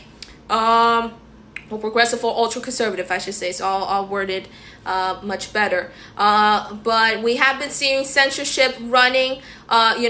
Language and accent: English; United States; as an American, living in this country